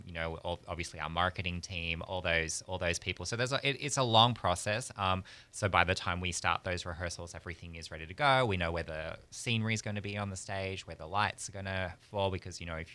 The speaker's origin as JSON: {"language": "English", "country": "Australia", "also_born_or_lived": "Europe / New York", "moved": "as an adult", "lives_now": "Pensacola, United States", "said": "I'm from Australia originally."}